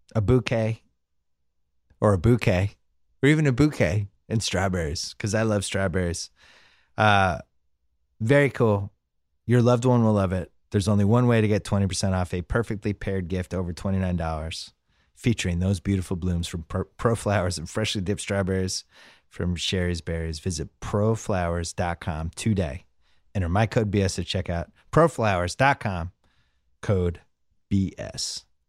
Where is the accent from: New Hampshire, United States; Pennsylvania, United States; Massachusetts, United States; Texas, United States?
Massachusetts, United States; Boston; now in Los Angeles, United States; I'm from Boston.